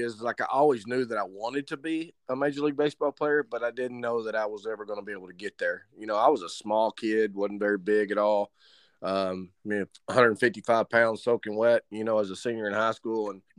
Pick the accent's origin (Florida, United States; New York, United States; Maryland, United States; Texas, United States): Texas, United States; Hooks; born or raised there